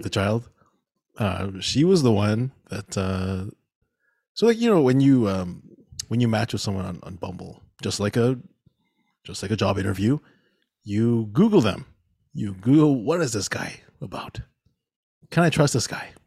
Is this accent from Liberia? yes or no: no; Mississauga, Ontario, Canada; we grew up here in Mississauga